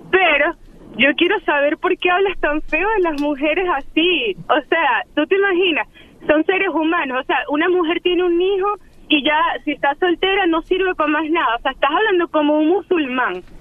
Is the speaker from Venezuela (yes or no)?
yes; Venezuela; Soy una venezolana